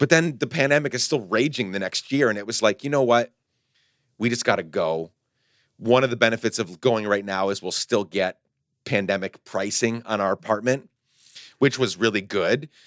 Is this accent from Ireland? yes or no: no; Guatemala; moved away as an adult; I grew up in Guatemala. I came back in my early 20s.